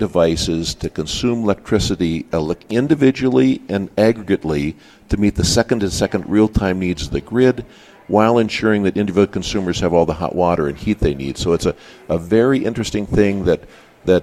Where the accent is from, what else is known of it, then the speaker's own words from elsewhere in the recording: Dickinson, North Dakota, United States; I grew up in Dickinson